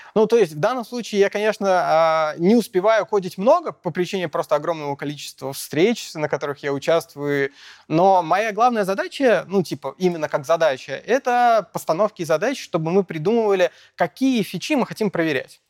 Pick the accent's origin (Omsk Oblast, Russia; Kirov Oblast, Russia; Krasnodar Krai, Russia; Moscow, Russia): Moscow, Russia; родился в Москве, учился в Москве